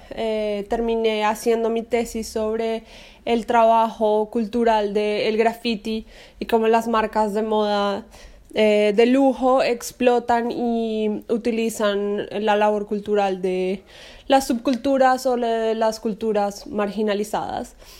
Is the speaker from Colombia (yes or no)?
yes; Colombia; moved away as an adult; also born or lived in United States; nací y crecí en Colombia